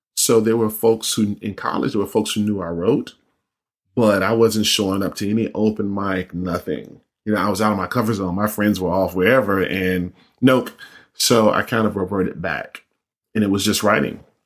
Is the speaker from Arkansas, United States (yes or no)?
no; North Carolina, United States; I'm from North Carolina